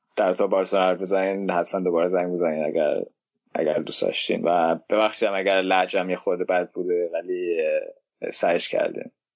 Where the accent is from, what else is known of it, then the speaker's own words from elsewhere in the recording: Denmark; من خودم تو دانمارک زندگی میکنم دانمارک به دنیا آمدم دانمارکی هستم